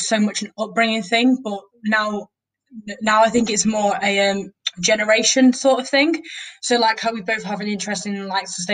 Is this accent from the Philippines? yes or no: no; Doncaster, Yorkshire and the Humber, United Kingdom; I'm a home student. I'm from Doncaster.